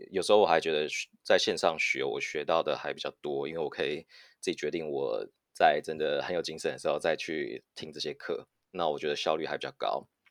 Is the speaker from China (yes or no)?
no; Taiwan; moved away as an adult; also born or lived in United States / United Kingdom / Singapore; now in Silicon Valley, United States; 我在嗯。美国出生，然后台湾长大，现在是戏骨 A I 新创 Learning Pal 的嗯。共同创办人